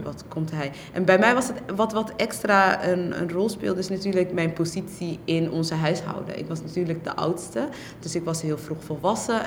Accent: Netherlands; also born or lived in Somalia; ik ben een AZC-kind. Ik ben in AZC's opgegroeid.

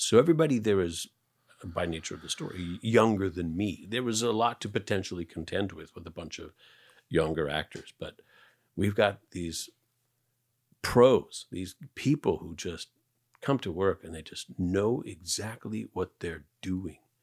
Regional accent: Canada; moved away; I'm Canadian.

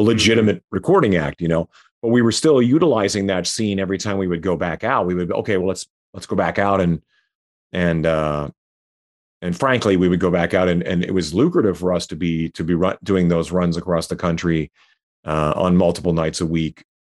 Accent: Saskatchewan, Canada; moved away as an adult; also born or lived in Calgary; I was living in Calgary, um, I was from Saskatchewan

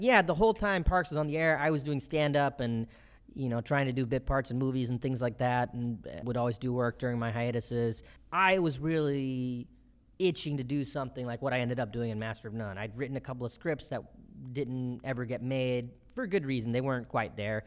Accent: Bennettsville, South Carolina, United States; also born or lived in Columbia, South Carolina; I was born in Columbia, South Carolina, and I was raised mostly in the town of Bennettsville, South Carolina, where I moved when I was about two

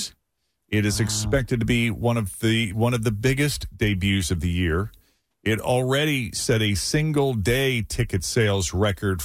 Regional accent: Lexington, Massachusetts, United States; now in Cincinnati, United States; my hometown of Lexington, Massachusetts

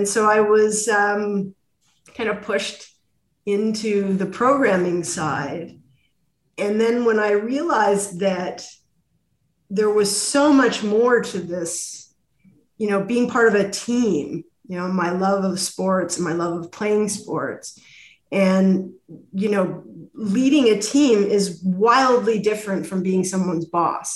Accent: Toronto, Ontario, Canada; also born or lived in Ottawa; I'm from Toronto

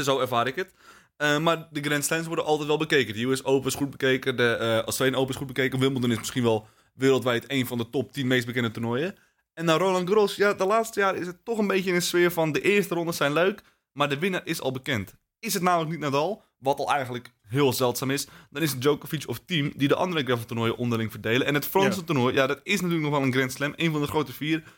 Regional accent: Netherlands; wij als Nederlanders

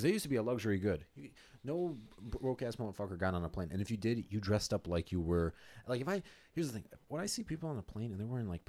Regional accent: Nebraska, United States; I'm from Nebraska.

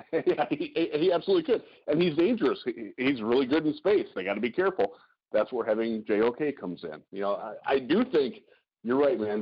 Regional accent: Cleveland, Ohio, United States; I'm from, I'm from Cleveland

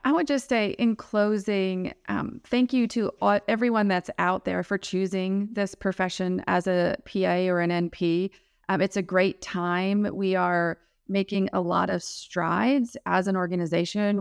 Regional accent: Milwaukee, Wisconsin, United States; also born or lived in South Alabama; now in Alabama, United States; I'm from Milwaukee. originally. I'm currently living in South Alabama

